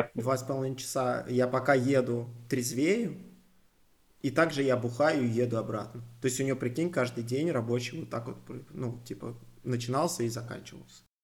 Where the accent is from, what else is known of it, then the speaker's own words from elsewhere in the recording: Moscow, Russia; also born or lived in Solntsevo, Moscow; я, в принципе, вырос, можно сказать, в Крылатском